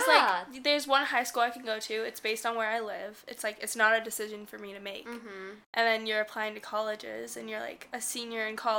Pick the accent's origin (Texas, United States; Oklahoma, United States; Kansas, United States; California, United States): California, United States; Central; moved away as an adult; now in New York City, United States; Okay, so I grew up in Central California. So it's, like, a farm town, basically.